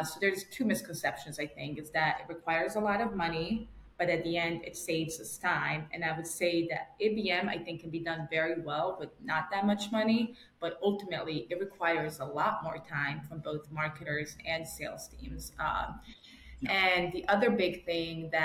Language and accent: English; New York, United States; I'm still a New Yorker